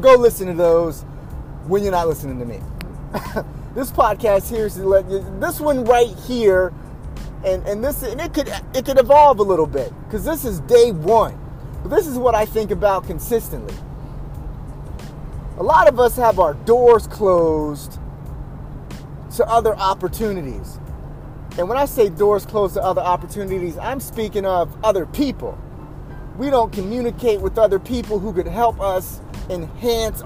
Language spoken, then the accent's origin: English; Spartanburg, South Carolina, United States; I'm from Spartanburg, South Carolina